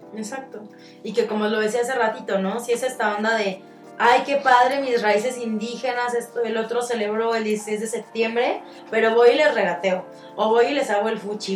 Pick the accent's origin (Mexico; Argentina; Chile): Mexico; hoy por hoy somos mexicanos